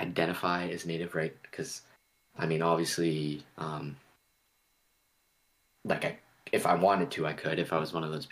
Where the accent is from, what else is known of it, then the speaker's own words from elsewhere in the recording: Nova Scotia, Canada; now in Ontario, Canada; I'm from Nova Scotia, where my family's from. That's a different people than where I'm at right now in Ontario